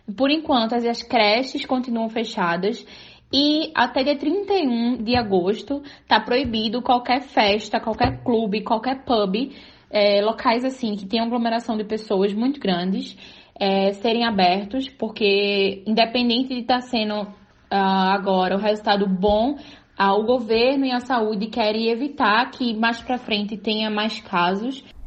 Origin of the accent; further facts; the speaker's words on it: Brazil; now in Germany; como brasileira